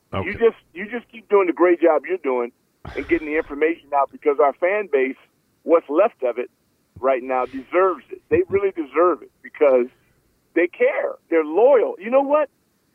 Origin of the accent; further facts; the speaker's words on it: Los Angeles, California, United States; moved away; I grew up in Los Angeles. I had the Lakers and the Dodgers